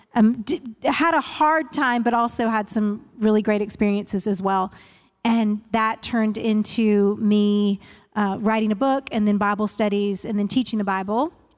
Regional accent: Northern Virginia, United States; moved away as an adult; now in Nashville, United States; I grew up in the Northern Virginia area right outside of Washington, D C.

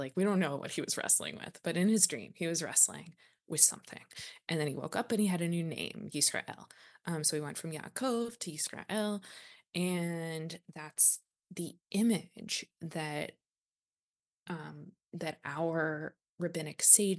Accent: the South, United States; moved away as an adult; And so I think growing up in the South, we see those contradictions all the time, everywhere. And part of, I've realized in my, like, I've spent now 18 years living outside of the South.

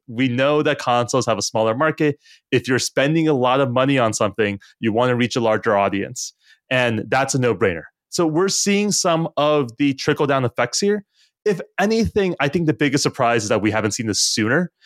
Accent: United States; as an American, and I think all of us on the color live in the U S or are American

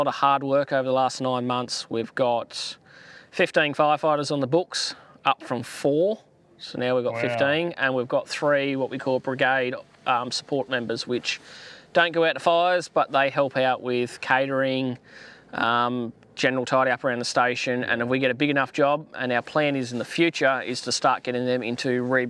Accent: Falconbridge, New South Wales, Australia; now in Coober Pedy, Australia; we lived in New South Wales. I was born and bred in New South. Started up in the Blue Mountains, a little town called Falconbridge.

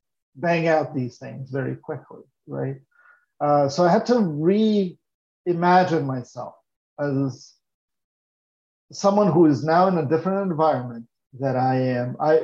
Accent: Brazil; also born or lived in Maryland; now in Chicago, United States; Brazil is my home country. And in fact, it's this weird experience, coming to the United States and even having gone through multiple places in the United States, first Maryland, now Chicago, and now I'm going to go back to Maryland.

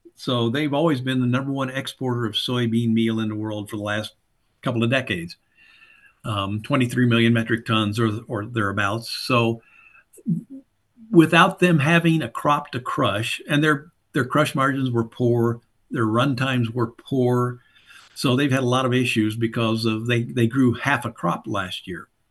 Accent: Southern Indiana, United States; fundamentally a backwoods Southern Indiana hillbilly farm kid. Grew up on a small, uh, small farm

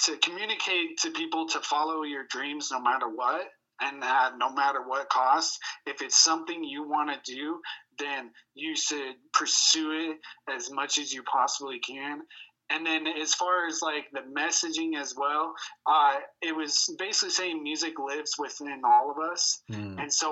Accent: Spokane, Washington, United States; I was born and raised right here.

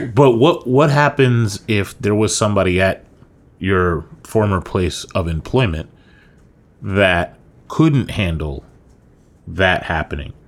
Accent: New York, United States; moved away as an adult; now in Florida, United States; you and I moved down to Florida from New York

